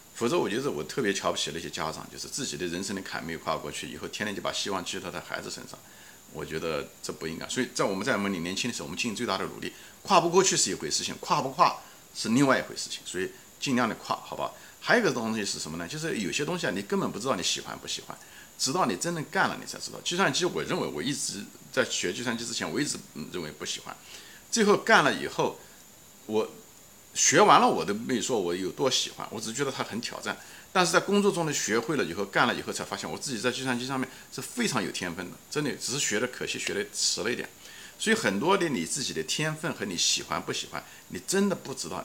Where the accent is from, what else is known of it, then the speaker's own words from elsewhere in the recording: China; now in United States; 这上面我们中国人是有竞争优势的，虽然我在中国人中没有竞争优势